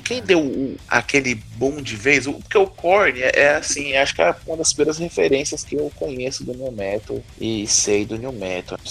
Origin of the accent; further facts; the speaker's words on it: Brasília, Federal District, Brazil; Eu sou de Brasília